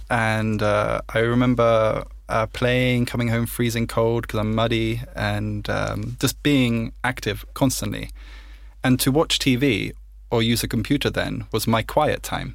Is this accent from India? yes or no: no; United Kingdom; I'm British